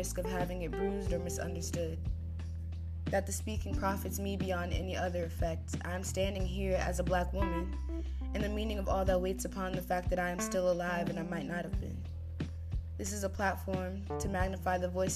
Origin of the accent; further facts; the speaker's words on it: United States; I'm Panamanian American. So there are different experiences, but we still both grew up in America